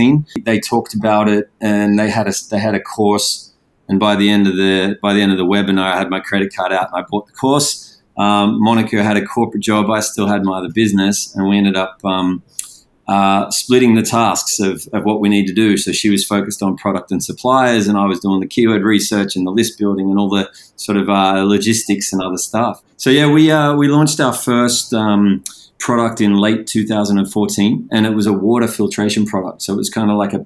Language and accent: English; Sydney, New South Wales, Australia; moved away as an adult; now in Indonesia; born and bred in Sydney, Australia.